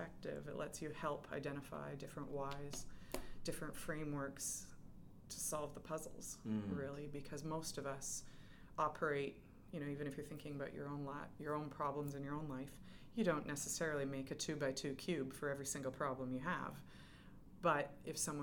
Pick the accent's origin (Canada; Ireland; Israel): Canada; Edmonton, Alberta; moved away as an adult; also born or lived in Calgary; now in England; I'm Western Canadian. I grew up in Edmonton, and then I lived in Calgary